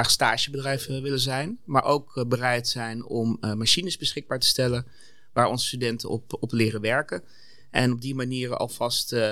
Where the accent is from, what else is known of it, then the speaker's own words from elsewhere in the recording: Zwolle, Overijssel, Netherlands; en daarom bevalt me al 14 jaar zo goed hier, ik ben Zwollenaar. Ik heb daarvoor altijd gewerkt in de Randstad